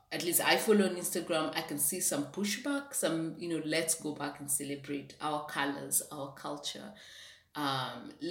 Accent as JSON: {"language": "English", "region": "Western Kenya", "country": "Kenya", "tie": "born or raised there", "first_language": "Swahili", "said": "I have a certain accent because you know I spoke I spoke Swahili. I spoke a bit of Kikuyu, which is my mother's language. I grew up in Western Kenya where they speak Bukusu, which is a different tribal language."}